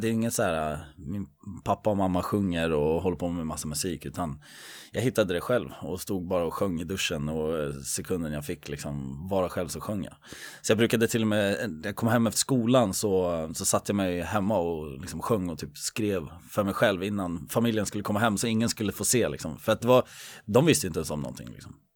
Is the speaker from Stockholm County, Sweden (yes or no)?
yes; Södertälje, Stockholm County, Sweden; jag är uppväxt i, i Ronna